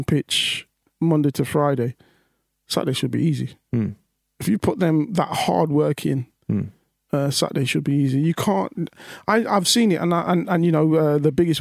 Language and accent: English; Leicester, East Midlands, United Kingdom; I'm from Leicester